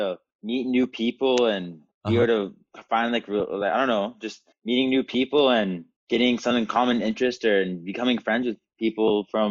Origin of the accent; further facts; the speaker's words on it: Lubbock, Texas, United States; also born or lived in Norman, Oklahoma / Austin, Texas; Yeah, so I was born in Norman, Oklahoma in 2004. And then I moved about 2 months to 3 months after that, I moved to Lubbock, Texas. And I lived in Lubbock for actually 8 years.